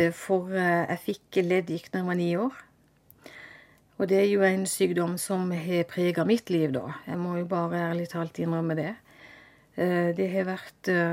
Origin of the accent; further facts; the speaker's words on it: Vennesla, Agder, Norway; also born or lived in Kristiansand; jeg er født i Kristiansand, og jeg vokste opp i Eikelandsdalen i Vennesla